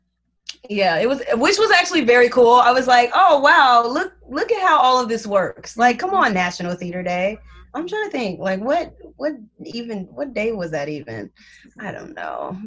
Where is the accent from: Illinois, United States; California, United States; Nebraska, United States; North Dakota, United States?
Illinois, United States; Chicago; moved away as an adult; now in New York, United States; back home because I'm from Chicago